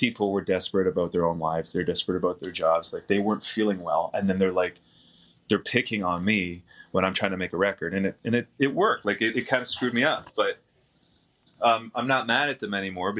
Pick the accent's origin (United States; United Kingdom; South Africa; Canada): Canada; Windsor, Ontario; my hometown